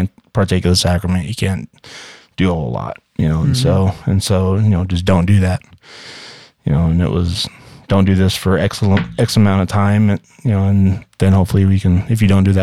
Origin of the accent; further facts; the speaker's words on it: Las Vegas, Nevada, United States; moved away; also born or lived in St. George, Utah / Orem, Utah / Sandy, Utah; I was born and raised in Vegas and then moved to St. George, Utah.